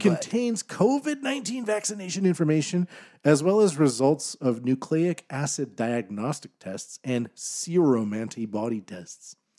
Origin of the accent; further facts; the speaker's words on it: Canada; as a Canadian